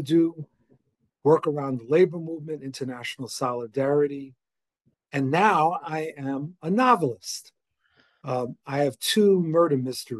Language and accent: English; New York, United States; also born or lived in Boston / Washington, D.C. area; now in outside Washington, D.C., United States; I'm originally from New York, then lived in Boston, now outside of DC.